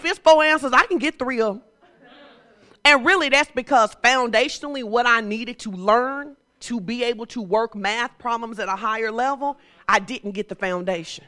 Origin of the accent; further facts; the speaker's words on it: Fordyce, Arkansas, United States; I'm from Fordyce, okay? And I grew up in a place where my grandma was like